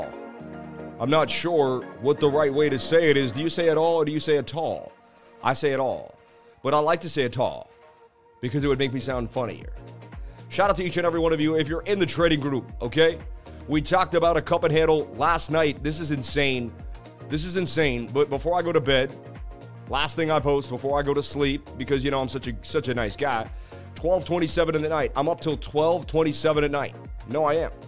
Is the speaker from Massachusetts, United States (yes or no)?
yes; Boston, Massachusetts, United States; I grew up in Boston, Mass., going up the Freedom Trail